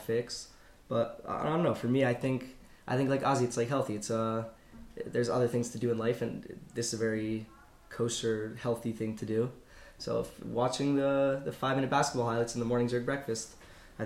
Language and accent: English; Canada; I'm Canadian